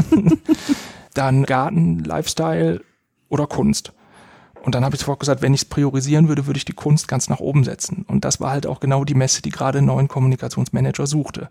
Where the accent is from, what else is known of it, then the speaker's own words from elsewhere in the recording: Essen, North Rhine-Westphalia, Germany; ich bin in Essen aufgewachsen, habe in Essen Abitur gemacht